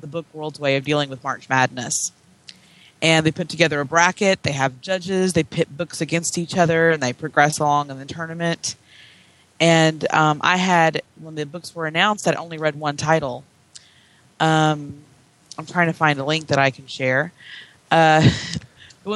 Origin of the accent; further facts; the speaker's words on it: Tennessee, United States; I grew up in Tennessee